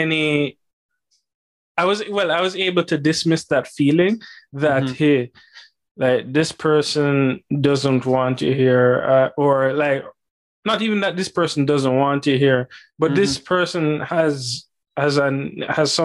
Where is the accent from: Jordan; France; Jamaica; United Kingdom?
Jamaica; I'm a Black male from Jamaica